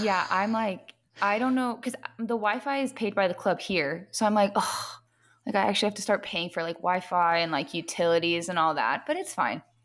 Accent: Long Beach, California, United States; moved away as an adult; I'm from Long Beach, so I live pretty close to the beach

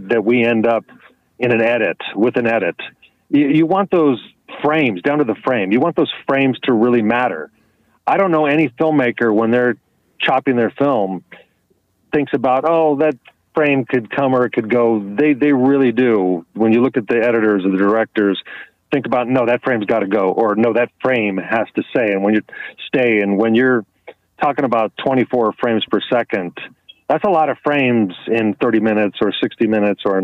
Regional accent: Los Angeles County, California, United States; moved away; also born or lived in San Francisco; When I was a child, I grew up in Los Angeles County

